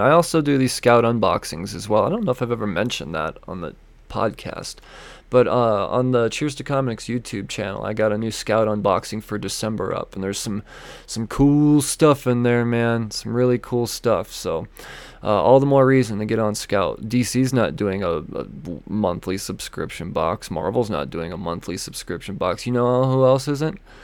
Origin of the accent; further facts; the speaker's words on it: Denver, Colorado, United States; Denver Pop Culture Con. My hometown convention